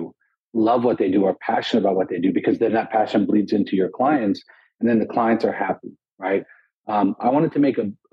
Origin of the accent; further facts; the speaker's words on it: Los Angeles, California, United States; also born or lived in Lebanon; So we left when I was about 4 or 5, came to LA, and grew up, spent most of my life from that point, I'm 36 now, in Los Angeles.